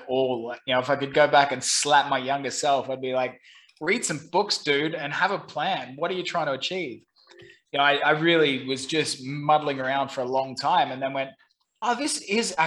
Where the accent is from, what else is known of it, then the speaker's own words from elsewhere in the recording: Brisbane, Queensland, Australia; moved away as an adult; also born or lived in London / Saigon, Vietnam; now in Ho Chi Minh City, Vietnam; I'm originally from Brisbane, Australia